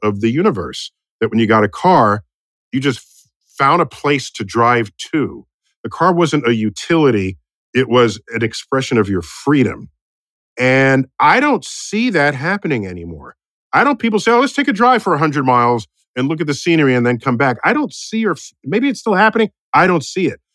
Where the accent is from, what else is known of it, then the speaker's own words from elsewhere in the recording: New York City, New York, United States; I grew up in New York City